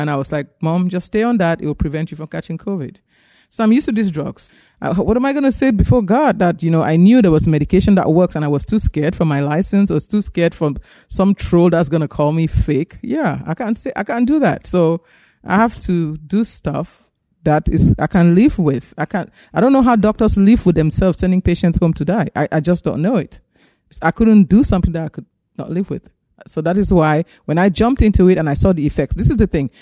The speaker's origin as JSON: {"language": "English", "country": "Cameroon", "tie": "born or raised there", "also_born_or_lived": "Nigeria", "moved": "as an adult", "lives_now": "United States", "said": "I grew up in Africa. I'm from Cameroon, West Africa, and I went to medical school in Nigeria."}